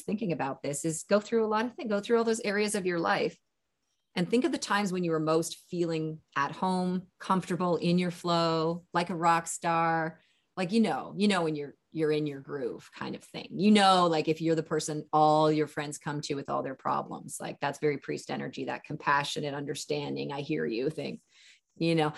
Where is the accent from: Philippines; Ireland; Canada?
Canada; also born or lived in California; I'm Canadian, and live in California in my winters.